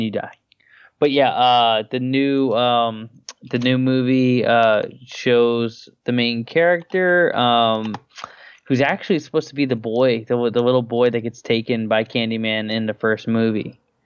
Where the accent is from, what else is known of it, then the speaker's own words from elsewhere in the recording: New Orleans, Louisiana, United States; growing up in New Orleans